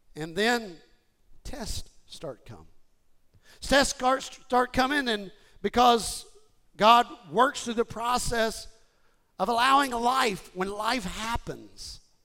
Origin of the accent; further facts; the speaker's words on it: Houston, Texas, United States; I grew up in Houston and I joined Gold's Gym